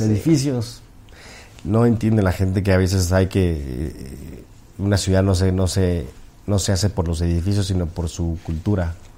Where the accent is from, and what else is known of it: Mexico